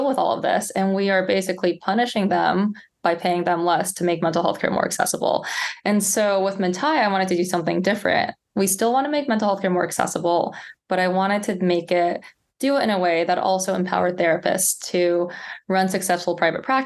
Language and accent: English; San Jose, California, United States; also born or lived in Palo Alto, California / Princeton, New Jersey; So I'm from the Bay Area. So I grew up in San Jose, Palo Alto in the Bay Area